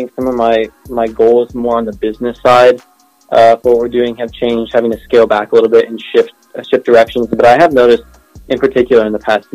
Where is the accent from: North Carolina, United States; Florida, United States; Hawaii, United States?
North Carolina, United States; Charlotte; I'm from Charlotte, North Carolina